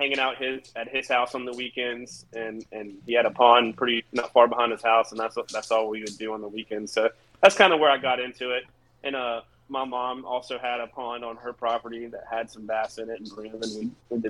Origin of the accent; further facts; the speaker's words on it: North Carolina, United States; moved away; I'm from North Carolina. I moved here like 15 years ago.